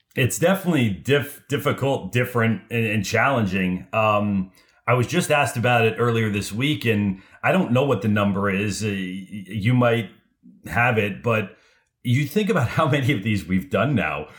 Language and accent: English; Los Angeles, California, United States; I grew up in Los Angeles